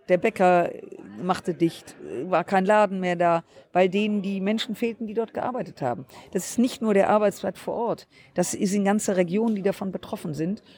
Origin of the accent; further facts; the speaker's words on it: Düsseldorf, North Rhine-Westphalia, Germany; meine Heimatstadt Düsseldorf